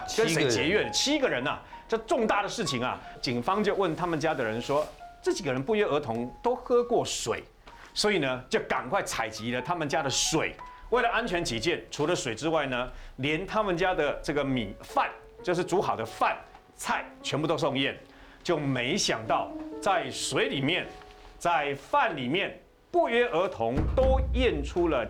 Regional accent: Taiwan; 我们台湾人有一个这样的一个习惯，父母就跟着儿子这样子住就对了啊。

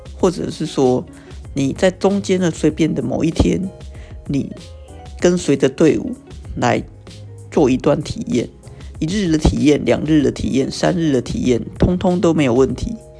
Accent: Taiwan; 身为台湾人

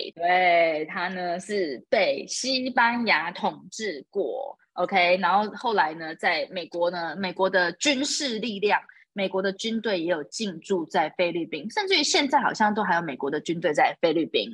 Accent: Taiwan; now in Dubai, United Arab Emirates; 可是如果是以我们台湾人的标准来说，这根本就只是一场雨而已。

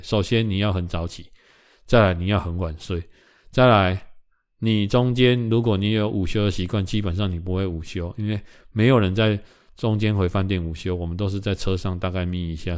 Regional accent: Taiwan; 我们台湾人

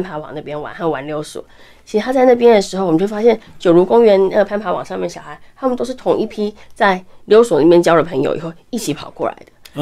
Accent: Keelung, Taiwan; 因为我来自基隆

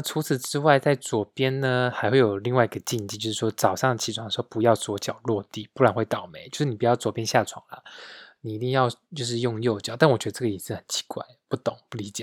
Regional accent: Taiwan; now in Munich, Germany; 我们台湾人

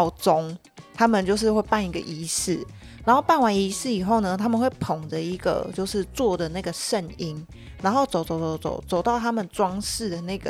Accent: Taiwan; 身为一个台湾人

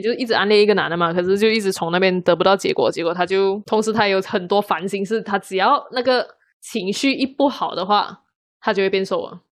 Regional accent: Malaysia; 我出生在马来西亚

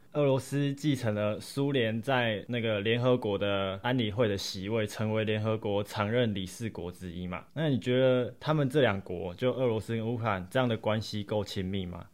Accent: Taiwan; 我们不就是土生土长的台湾人吗

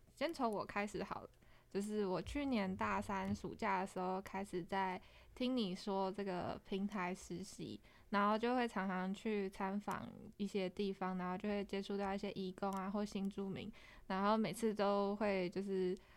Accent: Hsinchu, Taiwan; 我是不会讲客语的新竹人

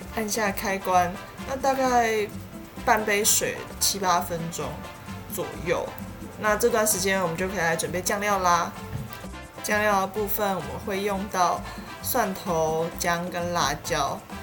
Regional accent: Tainan, Taiwan; 我是台南人

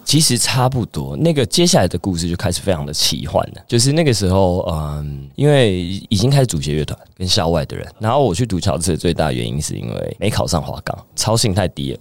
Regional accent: Chiayi, Taiwan; also born or lived in Taipei; 最小的时候在嘉义，然后国小上来台北，然后又回去嘉义读国中

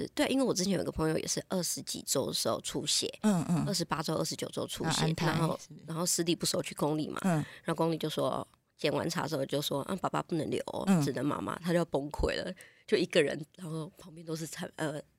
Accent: Taiwan; 但是跟跟台从小在台湾长大

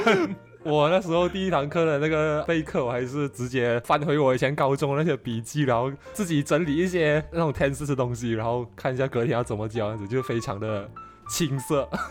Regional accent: Johor Bahru, Johor, Malaysia; I'm from J B

